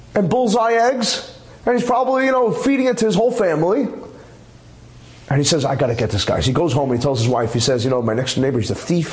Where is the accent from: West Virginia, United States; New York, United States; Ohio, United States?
New York, United States; New York City; when I was growing up in Flatbush on Avenue J, we actually had an egg store